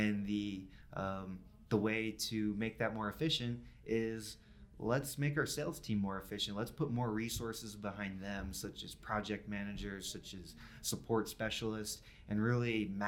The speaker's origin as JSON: {"language": "English", "region": "North Carolina", "country": "United States", "said": "I'm from North Carolina, so I've got a 919 zip code."}